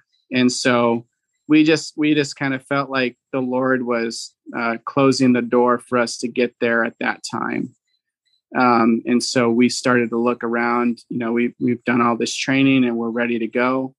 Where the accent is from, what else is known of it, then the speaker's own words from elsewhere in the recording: Venezuela; English is a second language; So even though I grew up in South America, you know, Venezuelans speak Spanish, but because we were so secluded, I never grew up speaking Spanish. We only spoke the tribal language.